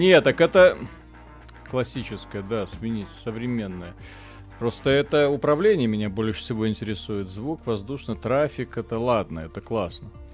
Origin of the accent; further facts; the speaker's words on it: Zhukovsky, Moscow Oblast, Russia; я из Жуковского